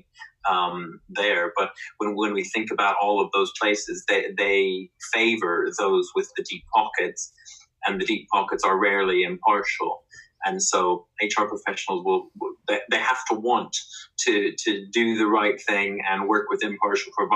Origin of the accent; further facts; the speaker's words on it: United States; moved away as an adult; now in United Kingdom; as an American employee